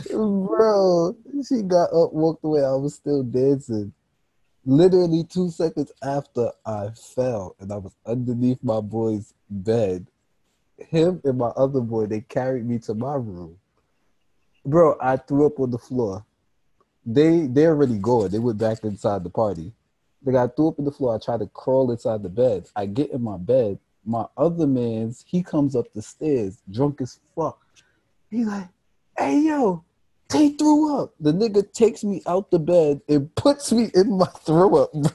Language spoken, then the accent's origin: English; Canada; I'm Canadian. Right, so you're right. I'm foreign.